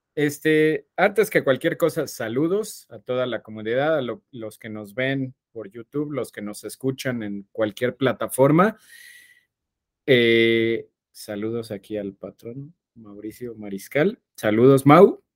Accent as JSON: {"language": "Spanish", "country": "Mexico", "said": "somos mexicanos"}